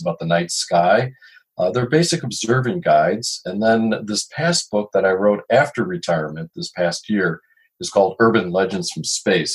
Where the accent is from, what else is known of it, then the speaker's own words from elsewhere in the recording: Chicago, Illinois, United States; now in Duluth, United States; I've lived in Duluth for many, many years, although I'm originally from Chicago